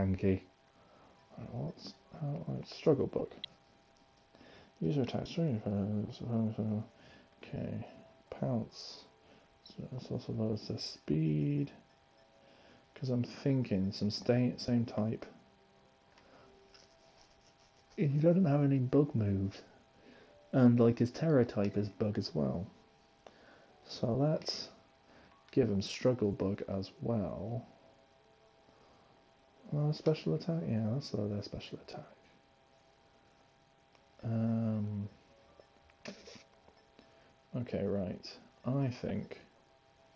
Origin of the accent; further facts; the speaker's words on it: United Kingdom; I'm British